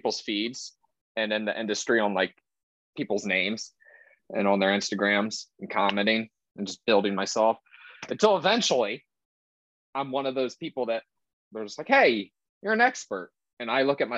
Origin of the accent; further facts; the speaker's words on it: Mexico; I'm Mexican